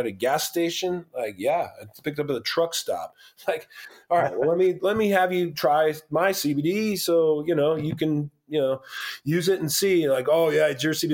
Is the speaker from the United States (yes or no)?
yes; Moreno Valley, California, United States; I'm a partner in one of the locations in my hometown in Moreno Valley, California